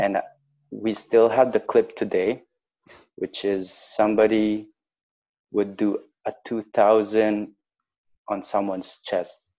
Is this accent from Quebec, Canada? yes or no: yes; Montreal, Quebec, Canada; I grew up in a, a place called Lachine